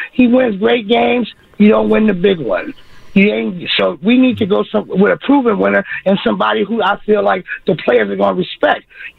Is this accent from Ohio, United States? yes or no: no; San Francisco, California, United States; moved away; also born or lived in Evansville; I'm originally from San Francisco, California. I stay right across the street from Candlestick Park.